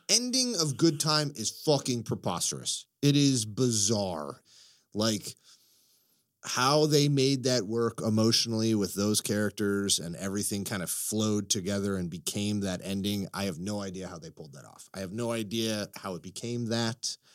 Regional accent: Chicago, Illinois, United States; also born or lived in Florida; I am a Chicagoan.

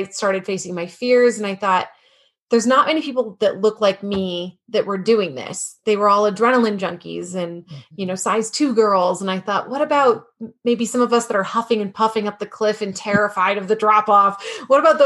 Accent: Michigan, United States; moved away as an adult; also born or lived in Nashville / Los Angeles; I'm originally from Michigan

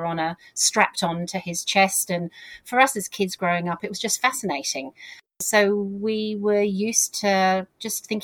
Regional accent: South of England, United Kingdom; as you've picked up with my accent, I grew up in the south of England

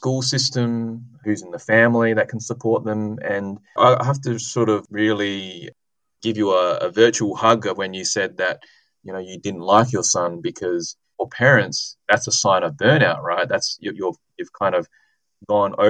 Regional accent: Adelaide, South Australia, Australia; my hometown, so University of Adelaide and Flinders

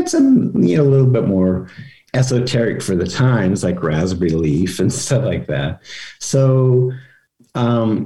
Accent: Vancouver, British Columbia, Canada; I grew up in Vancouver in the 60s.

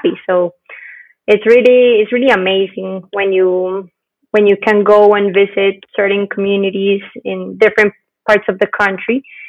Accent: Bogota, Colombia; moved away as an adult; also born or lived in Cali, Colombia / Hartford, Connecticut, United States / Cape Town, South Africa; I was born in Bogota

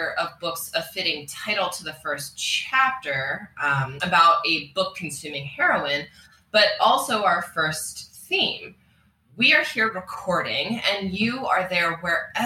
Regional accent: United States; as American reader of British literature

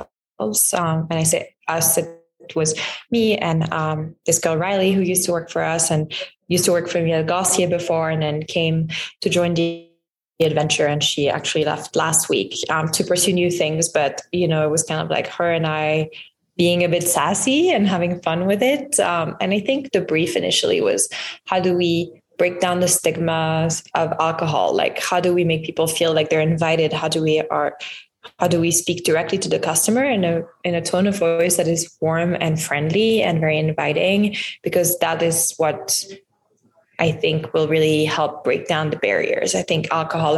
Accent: Lyon, Auvergne-Rhône-Alpes, France; moved away; I grew up in France, in Lyon, which is like a really big food city

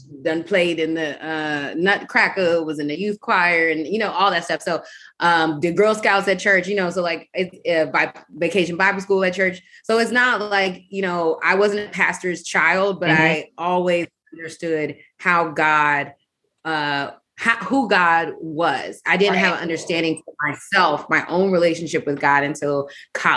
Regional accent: Olney, Maryland, United States; also born or lived in Washington, District of Columbia, United States / Bowie, Maryland; Born in DC, we lived in Northeast on Channing Street for the first few years of my life. Then we moved to PG County, Bowie, shout out to Mitchellville. We lived there for the next several years of my life. And then we moved all the way out to MoCo, way out in Olney

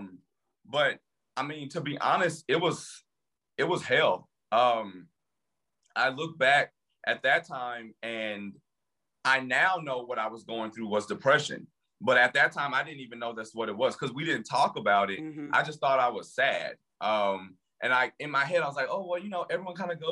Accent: Louisiana, United States; moved away as an adult; also born or lived in New York City; now in Washington, DC, United States; I'm from Louisiana, but I lived in New York City for the last 8 years and now I live in DC.

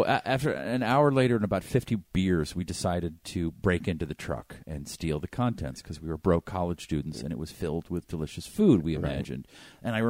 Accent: Massachusetts, United States; I grew up in Massachusetts

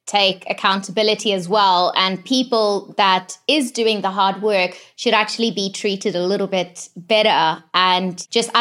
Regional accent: just outside of Johannesburg, Gauteng, South Africa; I grew up just outside of Johannesburg

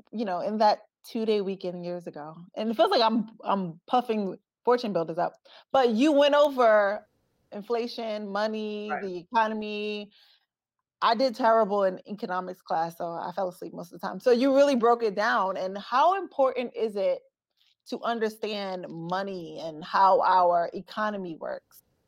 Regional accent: Brooklyn, New York, United States; moved away; also born or lived in Newark, New Jersey; I'm originally from Brooklyn, New York

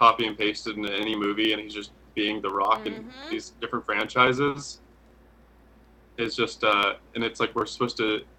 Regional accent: San Bernardino, California, United States; also born or lived in North Carolina; now in Los Angeles, United States; I was born in San Bernardino, which is about an hour east of LA. And it's, so I grew up there and then spent my summers in, North Carolina with my family out there. So my dad's side is from California. My mom's side is from South Carolina.

